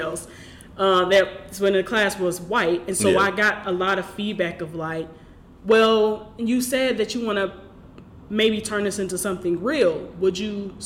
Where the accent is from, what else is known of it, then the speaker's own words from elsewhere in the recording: Detroit, Michigan, United States; I'm from Detroit, born and raised.